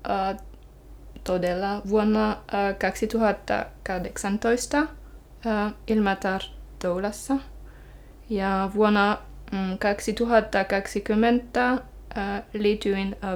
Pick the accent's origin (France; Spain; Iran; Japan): France; Finnish is a second language; moved away as an adult; now in Finland; Ähm, tulin äh, Ranskasta Suomen vuonna 2010, ähm, kun olin ensimmäis, ensimmäisen kerran raskaana menin juhliin.